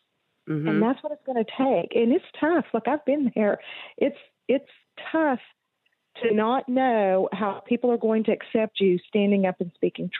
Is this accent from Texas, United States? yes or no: yes; Texas, United States; now in Arkansas, United States; I was born and raised in Texas, so I have to blame them for what some might call a speech impediment. And then I moved to Arkansas and have been there for 27 years.